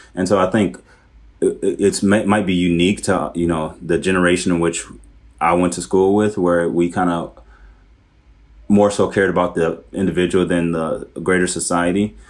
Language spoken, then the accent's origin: English; Milwaukee, Wisconsin, United States; moved away as an adult; also born or lived in Wauwatosa; now in Minneapolis, United States; I grew up in the city of Milwaukee, but I went to high school in the suburbs, uh, in a city called Wauwatosa